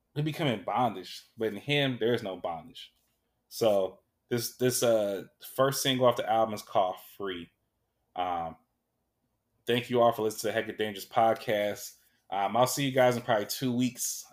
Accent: Sacramento, California, United States; when I was growing up in South Sac, all we had was McDonald's

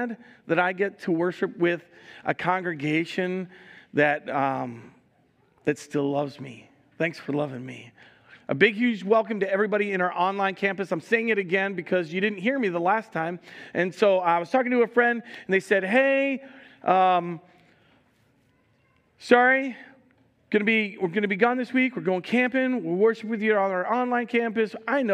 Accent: New Jersey, United States; I'm from Jersey

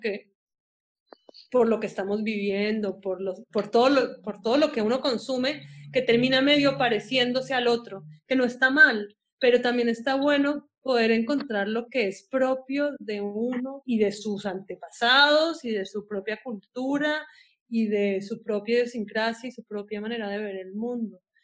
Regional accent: Ecuador; crecí en Ecuador

